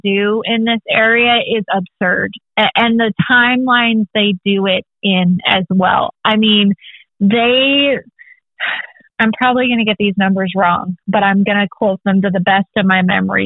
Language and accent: English; California, United States; moved away as an adult; now in Texas, United States; my home state